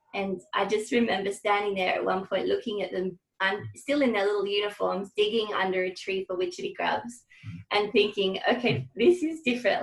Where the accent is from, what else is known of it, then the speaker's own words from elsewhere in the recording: Hobart, Tasmania, Australia; I grew up in Hobart um, in a in an all girls Catholic school